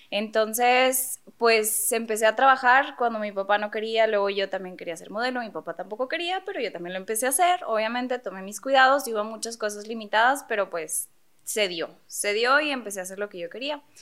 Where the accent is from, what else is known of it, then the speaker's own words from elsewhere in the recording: Monterrey, Nuevo León, Mexico; Paréntesis, somos de Monterrey